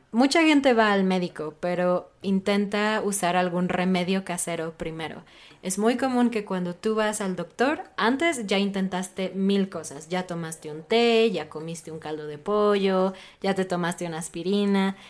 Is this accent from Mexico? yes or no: yes; Mexico; a mí como mexicana